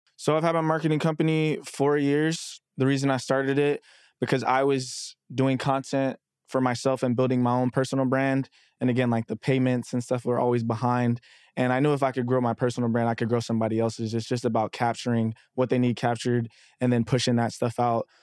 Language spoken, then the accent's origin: English; Dallas, Texas, United States; moved away as an adult; also born or lived in Texarkana, Arkansas; now in New York, United States; I'm originally from Texarkana, Arkansas, but I've lived in Dallas since I was nine, so technically, I tell people I'm from Dallas